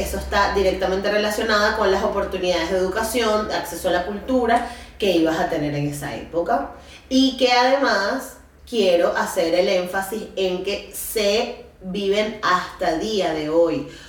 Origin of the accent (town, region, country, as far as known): Venezuela